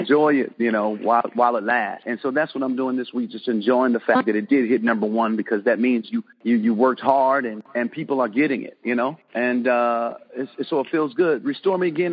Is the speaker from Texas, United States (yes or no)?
no; Detroit, Michigan, United States; moved away; I'm from Detroit